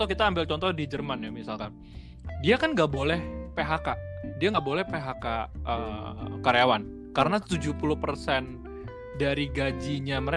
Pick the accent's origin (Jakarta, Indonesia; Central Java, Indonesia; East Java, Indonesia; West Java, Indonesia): Jakarta, Indonesia; Gua gua gua mewakili kota gue aja orang-orang Jakarta mungkin banyak yang bandel.